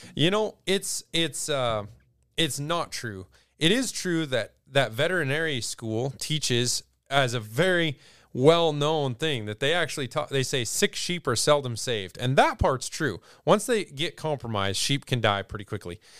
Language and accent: English; Douglas, Wyoming, United States; also born or lived in Lusk, Wyoming; I grew up near Douglas, Wyoming